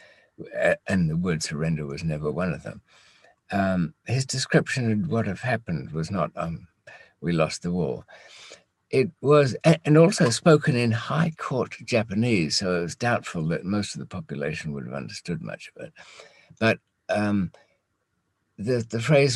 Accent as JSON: {"language": "English", "country": "United Kingdom", "said": "we as British"}